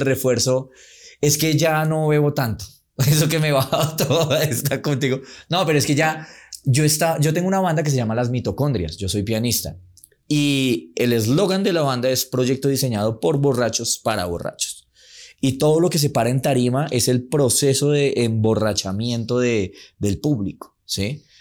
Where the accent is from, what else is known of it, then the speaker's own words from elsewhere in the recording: Medellín, Antioquia, Colombia; yo soy de Medellín